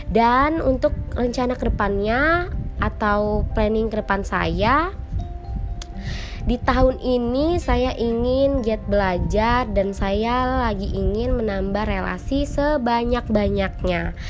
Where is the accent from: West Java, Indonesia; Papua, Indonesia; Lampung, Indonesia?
Lampung, Indonesia; Bandar Lampung; berasal dari Bandar Lampung, kelompok 55.